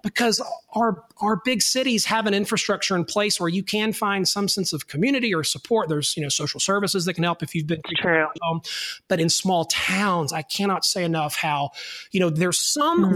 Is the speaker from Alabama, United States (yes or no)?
yes; North Alabama, United States; I am a boy from North Alabama